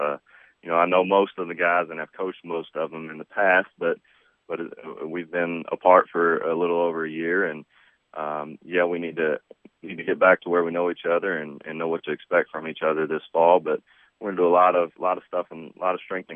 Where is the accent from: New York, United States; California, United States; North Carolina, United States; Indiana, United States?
Indiana, United States; Jeffersonville; born or raised there